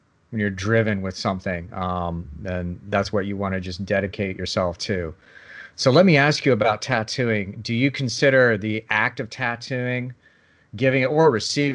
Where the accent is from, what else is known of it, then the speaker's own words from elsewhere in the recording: Lincoln, Nebraska, United States; I grew up in Lincoln, Nebraska, like a cold place in the middle of nowhere